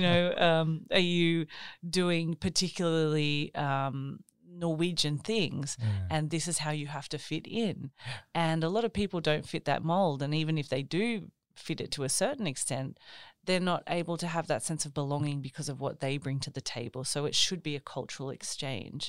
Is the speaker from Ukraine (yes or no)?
no; Australia; moved away as an adult; now in Norway; I grew up in Australia, but I have um, an Italian background